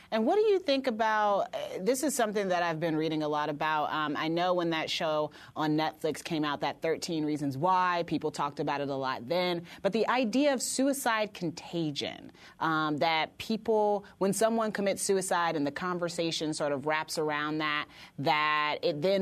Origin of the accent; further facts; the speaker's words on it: Indiana, United States; I'm from Indiana